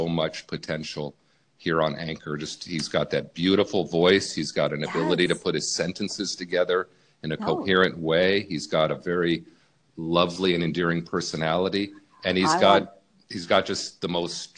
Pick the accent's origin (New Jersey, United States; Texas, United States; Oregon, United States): Oregon, United States; Eugene; also born or lived in Miami, Florida; I was born in Miami, FLA. And at the age of 10, my mom and my stepfather decided to go back to his home state. And that's where we went, to Oregon